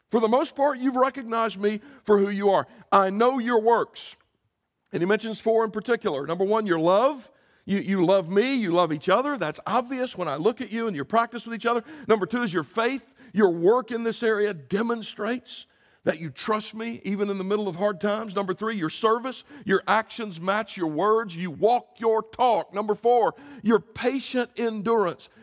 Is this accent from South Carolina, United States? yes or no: yes; Greer, South Carolina, United States; I grew up in a town called Greer, South Carolina